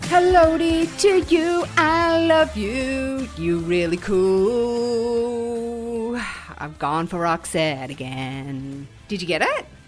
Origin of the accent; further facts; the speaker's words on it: Australia; as an Australian